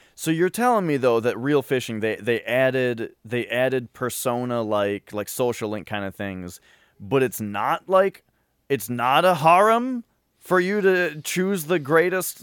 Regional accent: Minnesota, United States; I'm from Minnesota

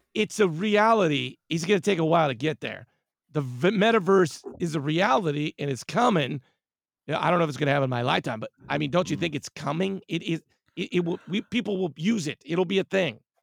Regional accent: Whittier, California, United States; now in San Francisco, United States; I was born and raised in Southern California in a lovely hamlet called Whittier

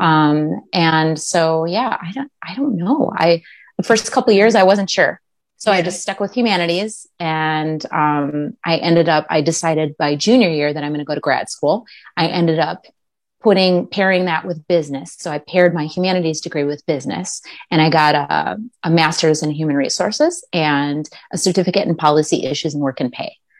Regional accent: Minnesota, United States; I grew up mostly in Minnesota

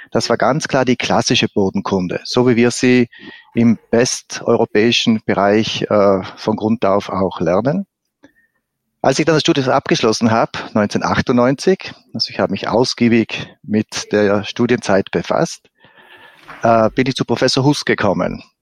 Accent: Trentino-Alto Adige, Italy; Also zuerst, ich bin äh, gebürtiger Südtiroler, habe in Südtirol ein Abi gemacht in einer Fachschule für äh, Obst- und Weinbau.

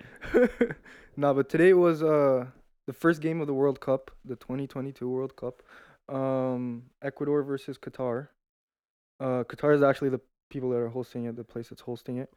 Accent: Brazil; also born or lived in Toronto, Canada; I lived there till I was six, and then I moved to Brazil

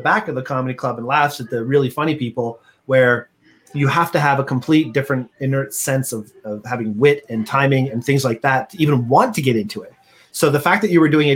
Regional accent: Canada; We're such Canadian

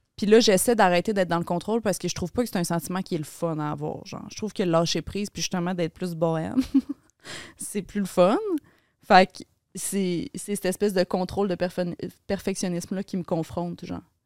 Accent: Laval, Quebec, Canada; born or raised there; moved away as an adult; now in Montreal, Canada

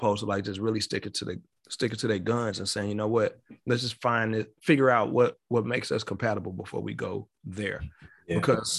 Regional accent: Chicago, Illinois, United States; And then because I'm from the city, I'm from Chicago.

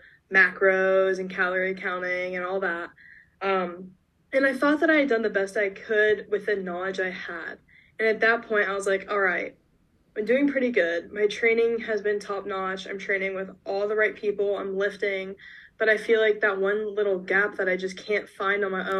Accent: Georgia, United States; I'm from Georgia originally

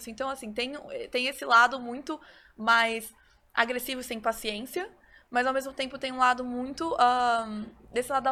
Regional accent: Brazil; Então, assim, eu, eu sempre fui um, criada nesse ambiente que é o jeitinho brasileiro. Bom, somos brasileiros

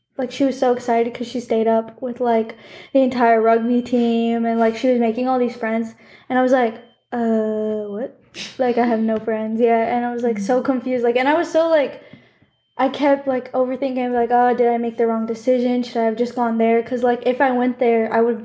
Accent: Arizona, United States; moved away as an adult; now in California, United States; technically, I'm from Arizona

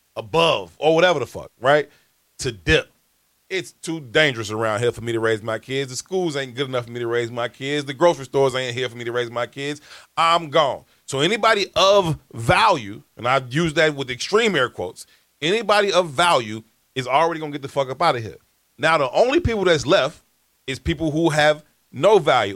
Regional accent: Chicago, Illinois, United States; I'm from South Shore. I've been there my whole entire life

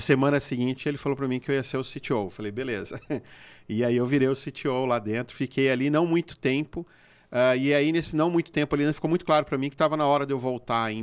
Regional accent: Brazil

